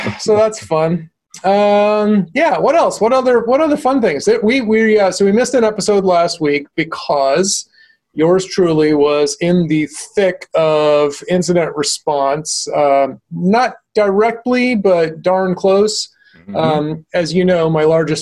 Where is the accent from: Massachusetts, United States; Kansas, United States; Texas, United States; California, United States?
Massachusetts, United States; Medford; moved away; Medford, my hometown specifically